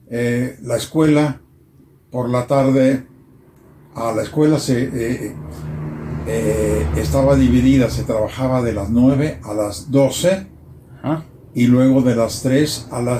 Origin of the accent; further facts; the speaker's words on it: Arandas, Jalisco, Mexico; moved away; also born or lived in Italy; como la niñez de, todos mis amigos en el barrio, eh, en Arandas había diferentes barrios.